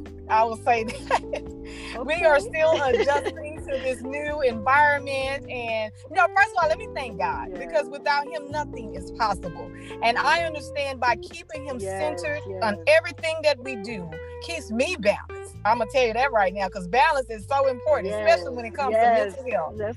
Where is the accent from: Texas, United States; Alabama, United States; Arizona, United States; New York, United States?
Texas, United States; Houston; now in Port Arthur, United States; I'm originally from Houston, Texas.